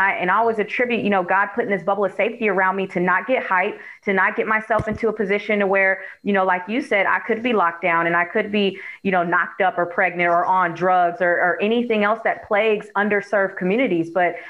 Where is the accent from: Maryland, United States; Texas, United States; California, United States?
California, United States; Oakland; now in Florida, United States; Like when we moved here to Florida, I'm actually originally from Oakland, Oakland, California.